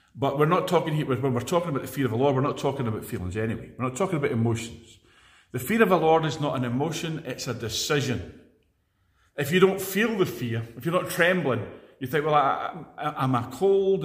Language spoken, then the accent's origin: English; Edinburgh, Scotland, United Kingdom; now in Glasgow, United Kingdom; I was born in Edinburgh